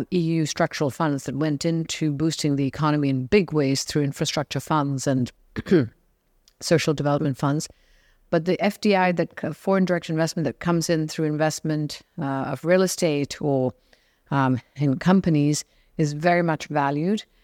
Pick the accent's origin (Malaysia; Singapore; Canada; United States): Singapore; also born or lived in London, United Kingdom; now in Portugal; I am originally from Singapore, uh, of Indian, um, heritage